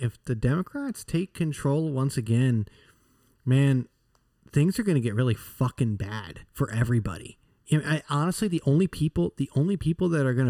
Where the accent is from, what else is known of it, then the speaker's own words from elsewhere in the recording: United States; growing up in the Washington area, at least for a very large portion of my life